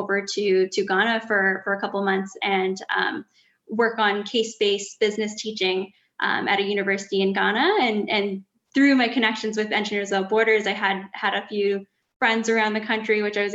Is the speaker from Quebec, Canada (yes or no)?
no; Edmonton, Alberta, Canada; I grew up in Edmonton, Alberta, so I'd always sort of been in cities